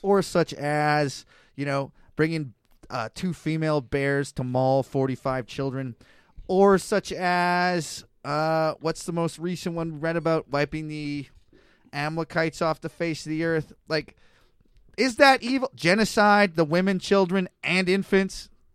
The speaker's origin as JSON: {"language": "English", "country": "Canada", "lives_now": "Kelowna, Canada", "said": "I'm a Canadian white guy in Kelowna"}